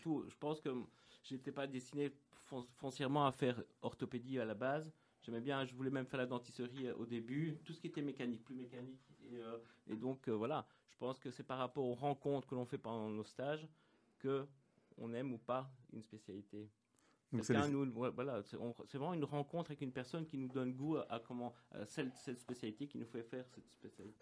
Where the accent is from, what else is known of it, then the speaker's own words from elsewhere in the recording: Tournai, Wallonia, Belgium; moved away; also born or lived in Mons; je suis belge à l'origine